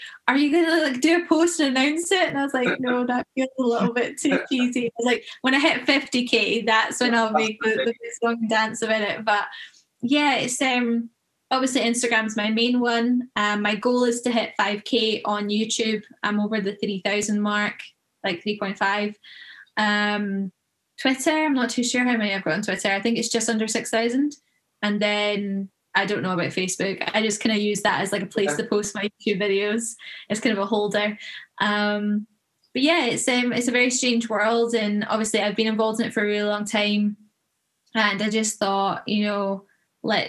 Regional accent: Troon, Scotland, United Kingdom; also born or lived in United States; I'm from Scotland, as you can probably tell, and grew up playing golf in Troon.

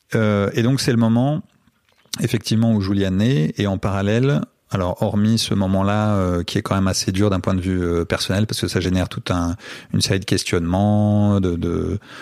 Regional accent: France; also born or lived in Brazil; je viens de France

